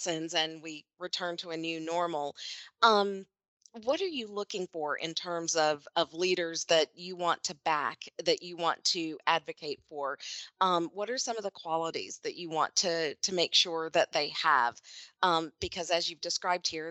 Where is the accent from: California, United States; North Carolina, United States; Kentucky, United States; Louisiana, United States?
Kentucky, United States; Kentucky, like my home state